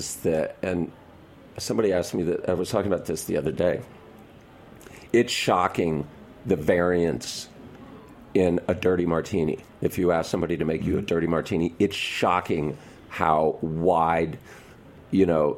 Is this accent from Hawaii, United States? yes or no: no; Baton Rouge, Louisiana, United States; I was growing up in Louisiana